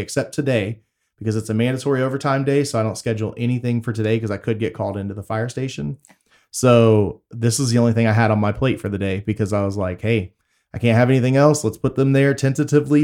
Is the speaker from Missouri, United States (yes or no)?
no; Waller, Texas, United States; also born or lived in Tomball, Texas; I grew up in Waller